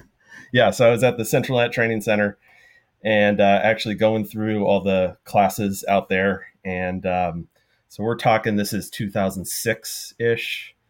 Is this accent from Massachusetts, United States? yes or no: no; Huntington Beach, California, United States; born there; So I was born not in Florida. It was actually Huntington Beach, California.